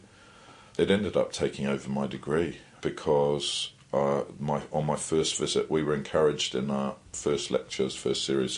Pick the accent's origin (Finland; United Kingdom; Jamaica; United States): United Kingdom; Surrey, South East England; accent: English; moved away as an adult; now in Wellington, New Zealand; I was born in England and lived there my whole life until I was 21